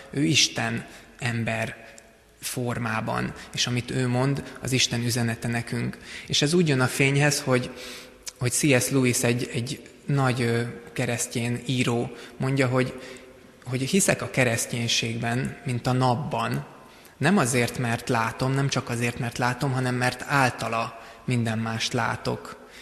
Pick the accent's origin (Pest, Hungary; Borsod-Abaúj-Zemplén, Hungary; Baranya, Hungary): Pest, Hungary; Szigetszentmiklós; Sziget-Szent Miklóson készült, ahol én felnőttem